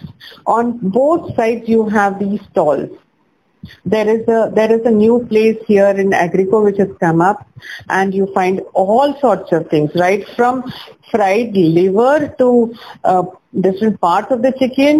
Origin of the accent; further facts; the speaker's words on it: Jamshedpur, Jharkhand, India; I'm from Jamshedpur, which is in Jharkhand.